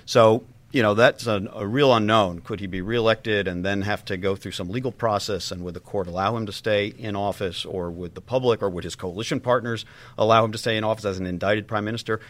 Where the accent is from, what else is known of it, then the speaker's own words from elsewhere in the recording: United States; me personally as an American